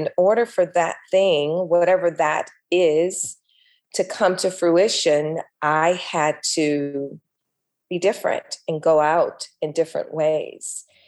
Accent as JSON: {"language": "English", "town": "Los Angeles", "region": "California", "country": "United States", "tie": "born or raised there", "said": "I grew up here in LA."}